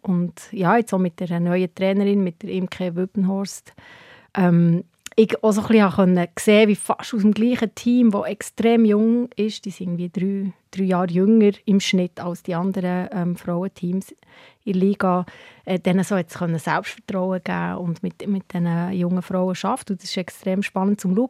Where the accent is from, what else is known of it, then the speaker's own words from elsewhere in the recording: Hinterkappelen, Bern, Switzerland; ich bin in Hingerkappel aufgewachsen